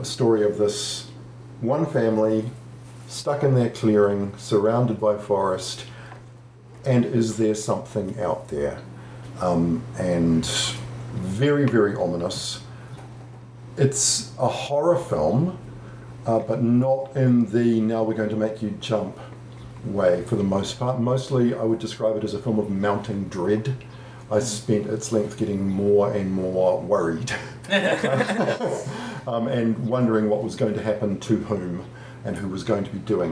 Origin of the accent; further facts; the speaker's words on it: New Zealand; as a New Zealander